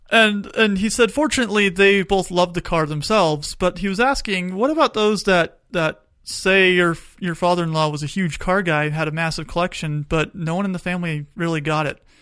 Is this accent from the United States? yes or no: yes; Tucson, Arizona, United States; I grew up in Tucson